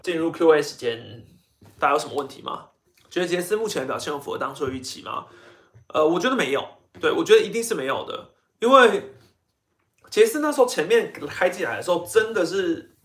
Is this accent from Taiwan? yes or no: yes; Taiwan; 我自己身为一个台湾人